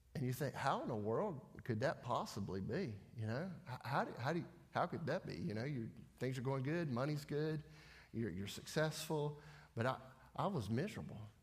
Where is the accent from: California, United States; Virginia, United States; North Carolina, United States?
North Carolina, United States; Denver; I'm from Denver, North Carolina, which is right down the road from Mooresville